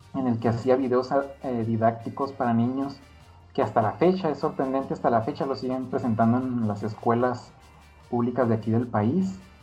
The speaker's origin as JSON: {"language": "Spanish", "town": "Ciudad Juárez", "region": "Chihuahua", "country": "Mexico", "also_born_or_lived": "Mexico City", "moved": "as an adult", "said": "yo soy de Ciudad Juárez. Eh, me fue a vivir a la Ciudad de México allá como en el 2010."}